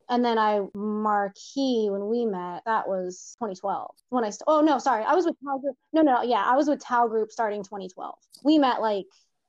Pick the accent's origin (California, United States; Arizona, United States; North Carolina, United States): California, United States; Southern; moved away as an adult; now in Las Vegas, United States; I'm not from Vegas. I grew up in Southern California. I moved to Vegas to study hospitality. I went to UNLV to learn about hotel operations.